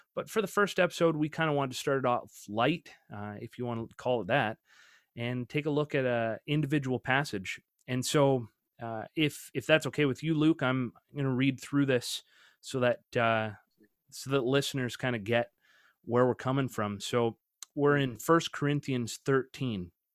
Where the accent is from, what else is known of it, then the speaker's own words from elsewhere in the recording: Canada; him and I grew up together actually in Canada